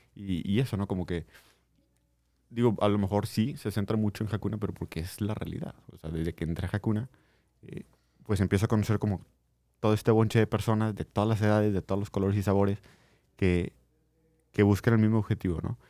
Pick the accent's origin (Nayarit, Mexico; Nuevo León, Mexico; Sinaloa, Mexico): Nuevo León, Mexico; Linares; moved away; yo soy de Linares